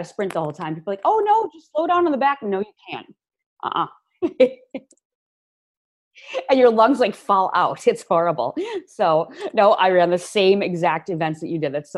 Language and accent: English; Midwest, United States; moved away; I'm originally from the Midwest